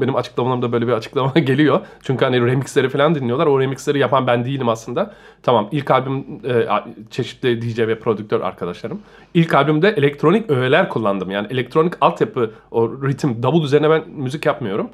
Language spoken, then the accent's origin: Turkish; Istanbul, Turkey; moved away as an adult; now in Germany; İstanbul'da doğdum, büyüdüm